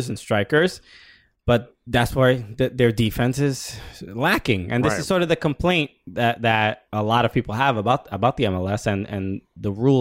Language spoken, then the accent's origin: English; New York, United States; We're from New York